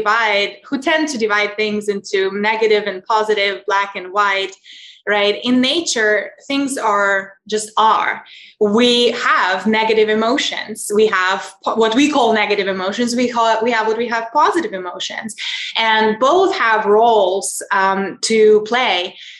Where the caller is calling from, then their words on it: Lisbon, Portugal; I'm calling in from Portugal, Lisbon.